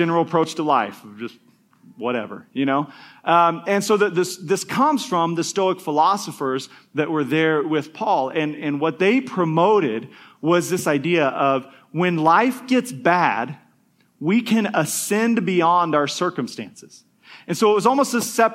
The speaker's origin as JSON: {"language": "English", "country": "United States", "said": "us as American Christians"}